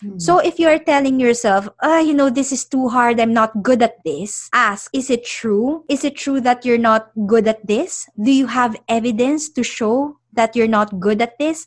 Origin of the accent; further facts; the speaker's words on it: Philippines; also born or lived in London; now in United Kingdom; I'm originally from the Philippines